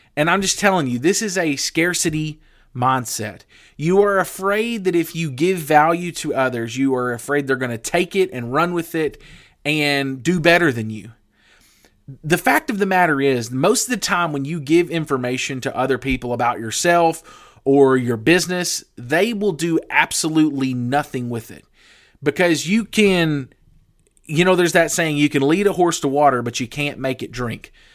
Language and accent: English; the Bible Belt, United States; I grew up in the Bible Belt.